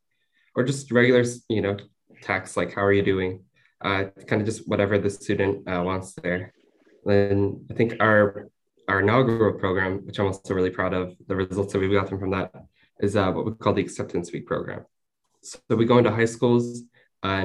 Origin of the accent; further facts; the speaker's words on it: Southern California, United States; I'm from Southern California